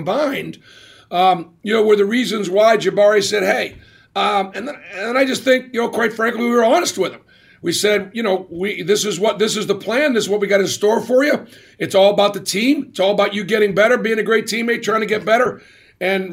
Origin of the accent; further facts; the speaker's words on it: Boston, Massachusetts, United States; it was great growing up in Boston because it was such a great pro sports town